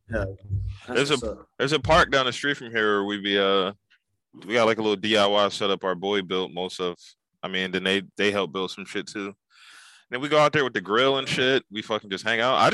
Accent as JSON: {"language": "English", "town": "Philadelphia", "region": "Pennsylvania", "country": "United States", "said": "Where you from? I'm from. I'm from Philly."}